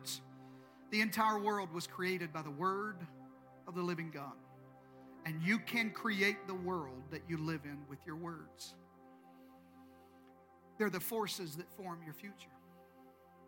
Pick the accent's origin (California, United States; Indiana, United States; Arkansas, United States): Arkansas, United States; Eastern; I'm from Eastern Arkansas